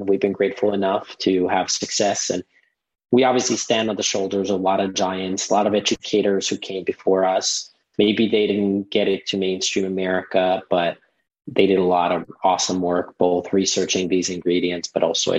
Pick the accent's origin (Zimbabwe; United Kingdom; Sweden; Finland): Finland; moved away